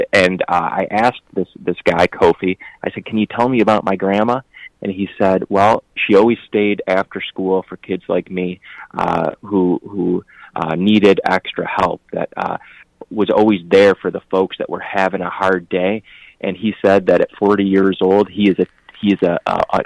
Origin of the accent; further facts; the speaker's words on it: Flushing, Michigan, United States; when I'm knocking in Flushing, my hometown and where my parents grew up, they know my parents